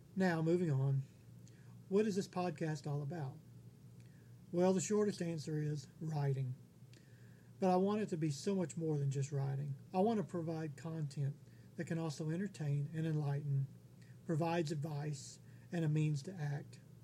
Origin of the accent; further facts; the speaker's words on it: Texas, United States; also born or lived in Honolulu, Hawaii; I was born in 1972 in Honolulu, Hawaii. At the age of two, my grandfather retired from the Air Force and moved us all back to Texas, where I've lived here ever since